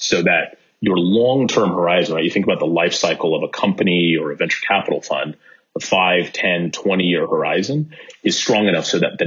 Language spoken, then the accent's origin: English; Bay Area, California, United States; I grew up in the Bay Area